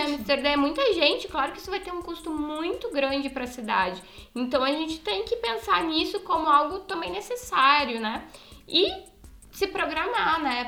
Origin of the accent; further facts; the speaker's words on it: Brazil; nós, enquanto brasileiros